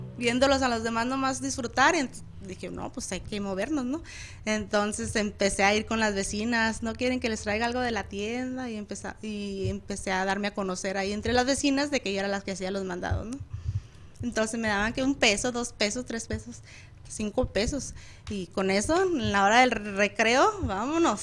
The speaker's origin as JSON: {"language": "Spanish", "region": "Chihuahua", "country": "Mexico", "said": "yo soy de Chihuahua"}